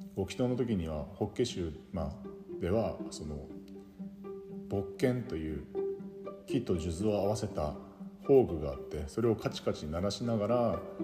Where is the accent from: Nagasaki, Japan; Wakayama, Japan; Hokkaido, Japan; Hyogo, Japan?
Hokkaido, Japan; Yubari; now in Sapporo, Japan; ずっと慣れ親しんできた夕張